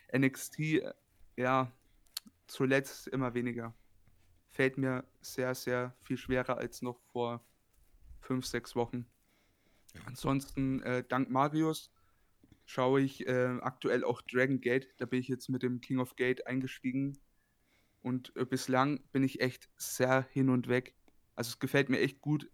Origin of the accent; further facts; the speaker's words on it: Bayreuth, Bavaria, Germany; Ich komme aus dem wunderschönen Bayreuth. Das ist eine Stadt in Oberfranken, in Bayern.